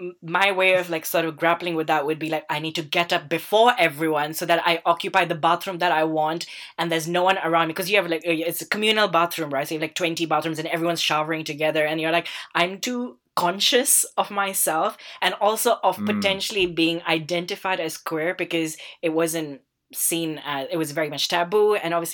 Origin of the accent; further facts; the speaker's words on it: Southall, London, United Kingdom; And they don't believe that I'm from Southall. Actually, I mean, the first thing they say, oh yeah, it is the very Asian area, right?